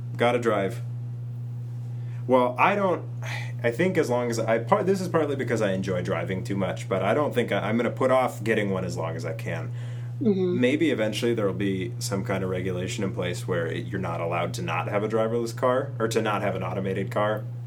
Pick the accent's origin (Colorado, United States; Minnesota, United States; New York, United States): Minnesota, United States; we're all from Minnesota, and we um, live in the area, in the region